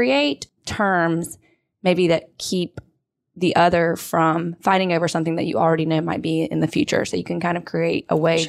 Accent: Sanford, North Carolina, United States; I grew up in Sanford, North Carolina, a small town, lived in Raleigh and Greensboro, and now I'm here working for Lee in family law.

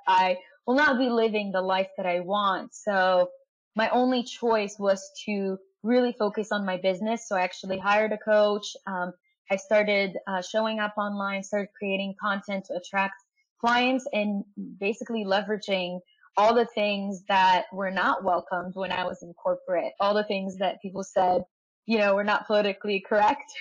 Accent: Egypt; I'm from Egypt

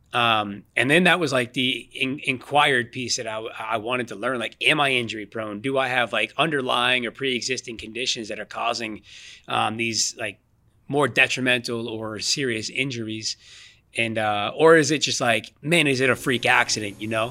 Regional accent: Boston, Massachusetts, United States; I'm born born and raised in the Boston, Mass area. So I've been I've been here my entire life

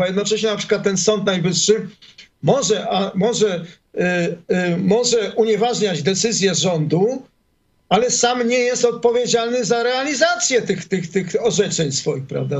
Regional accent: Warsaw, Masovian Voivodeship, Poland; moved away as an adult; now in Israel; ja pochodzę z Warszawy

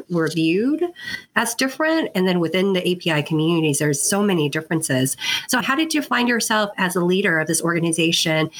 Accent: Westminster, California, United States; I grew up in Little Saigon, much like Kat did too.

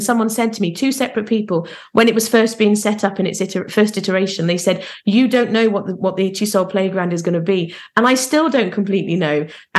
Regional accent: Carmarthen, Wales, United Kingdom; also born or lived in Plymouth / Hampshire; So I was born in Plymouth, which is in England. We moved to Hampshire because my dad was in the Navy. And then finally, when I was 12, we moved to Carmarthen, which is

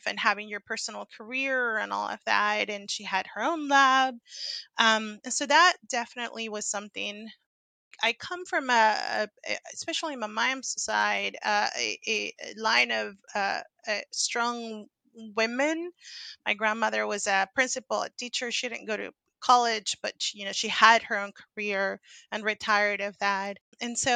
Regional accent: Venezuela; moved away as an adult; now in Seattle, United States; I was born and raised in Venezuela and went to undergrad in Venezuela

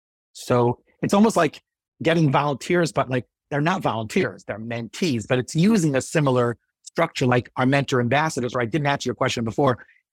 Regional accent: East Brunswick, New Jersey, United States; So, you know, growing up in East Brunswick, I did grow up a lot there, but like being around in East Brunswick, I had the opportunity to meet a lot of great people.

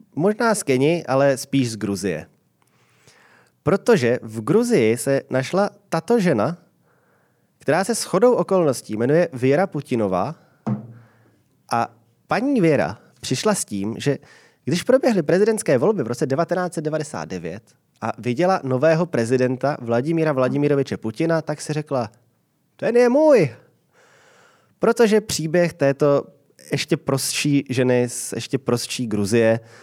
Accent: Prague, Czechia; když jsem byl dítě, tak my jsme až v roce 93, když mi byly 4 roky, k nám byla zavedená pevná linka. A to byl normální byt na Vinohradech

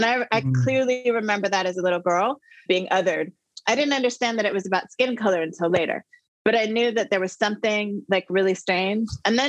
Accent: Saint Paul, Minnesota, United States; born there; But now when I tell people I was born in St. Paul, Minneapolis, I mean, it means something different right now, right?

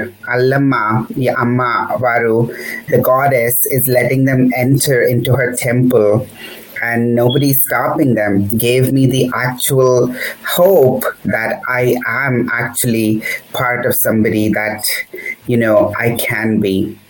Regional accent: Hyderabad, Telangana, India; now in San Francisco Bay Area, United States; I grew up in a very secular city of Hyderabad in the south, where my friends were from different backgrounds

